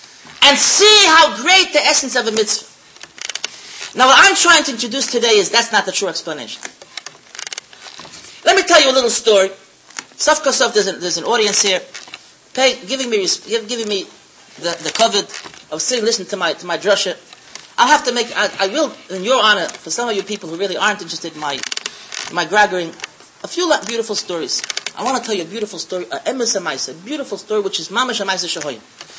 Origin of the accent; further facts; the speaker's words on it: Switzerland; English is a second language; moved away; And I came from Switzerland. I didn't know the language. And I decided it's too much for me. I'm going back home.